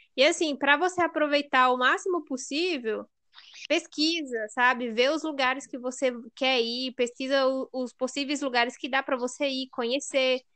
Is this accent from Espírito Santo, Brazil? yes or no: no; Mato Grosso, Brazil; nós que somos do Mato Grosso, que é 40 graus